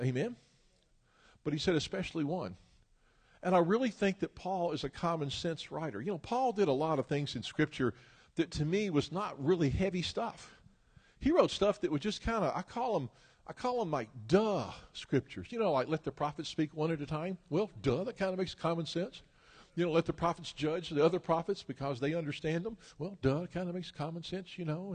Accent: Memphis, Tennessee, United States; moved away; I'm originally from Memphis, Tennessee

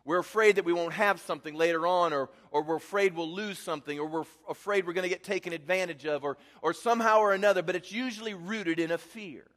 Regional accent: Midwest, United States; I grew up in the Midwest

